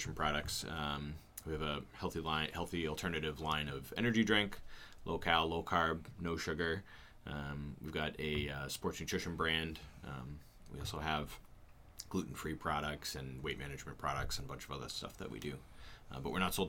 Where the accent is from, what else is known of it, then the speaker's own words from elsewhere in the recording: Goffstown, New Hampshire, United States; also born or lived in Plymouth, New Hampshire; I grew up here in Manchester, New Hampshire, Goffstown